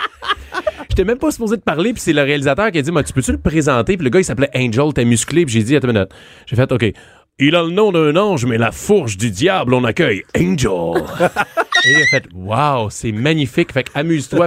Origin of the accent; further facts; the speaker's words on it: Saint-Jean-sur-Richelieu, Quebec, Canada; je viens de Saint-Jean-sur-Richelieu